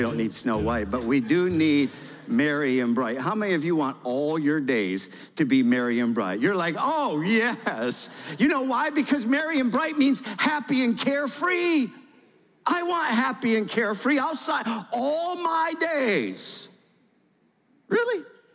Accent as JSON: {"language": "English", "region": "Michigan", "country": "United States", "tie": "born or raised there", "moved": "as an adult", "lives_now": "Georgia, United States", "said": "I'm from Michigan, born and raised"}